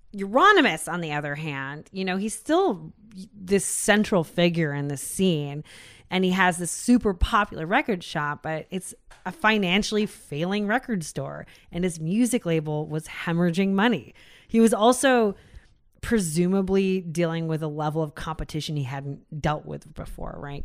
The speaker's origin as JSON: {"language": "English", "country": "United States", "said": "we're American"}